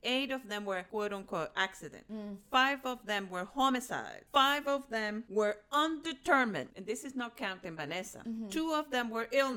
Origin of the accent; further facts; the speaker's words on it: Barquisimeto, Lara, Venezuela; English is a second language; moved away as an adult; also born or lived in Caracas; since I was 20 because I moved from Barquisimeto to Caracas.